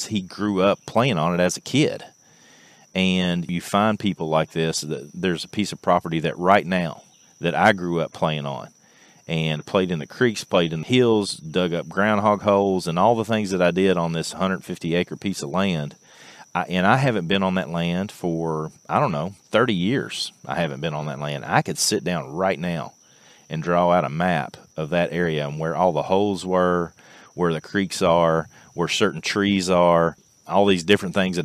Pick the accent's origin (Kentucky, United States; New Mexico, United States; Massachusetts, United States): Kentucky, United States; Clark County; I'm from Clark County, Kentucky